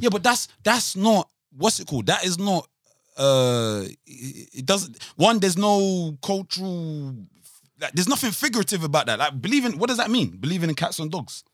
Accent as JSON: {"language": "English", "country": "Nigeria", "said": "I'm Nigerian"}